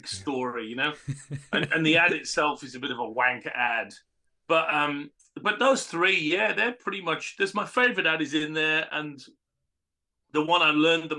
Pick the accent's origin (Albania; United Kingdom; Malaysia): United Kingdom; Cumbria, North West England; I come from Cumbria, right, on the other side of the border.